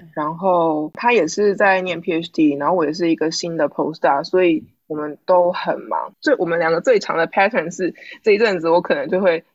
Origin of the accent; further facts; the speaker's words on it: Taiwan; now in United States; 我们是台湾人，有同样的文化背景